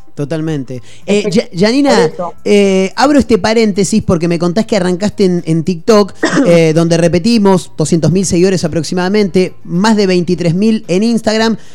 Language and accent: Spanish; Mar del Plata, Buenos Aires Province, Argentina; Mar del Plata, nosotros somos de acá, conocemos mucho